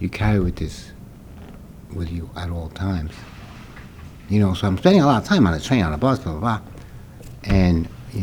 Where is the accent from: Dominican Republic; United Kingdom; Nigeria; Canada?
Dominican Republic; Santiago; also born or lived in New York; now in Boston, United States; I was born in Santiago, Dominican Republic, in a little village called Bella Vista